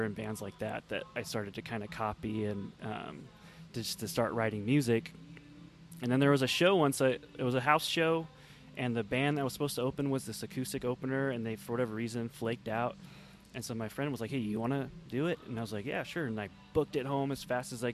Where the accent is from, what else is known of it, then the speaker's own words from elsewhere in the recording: Kingman, Arizona, United States; Growing up in Kingman, there was two things to do, either music or drugs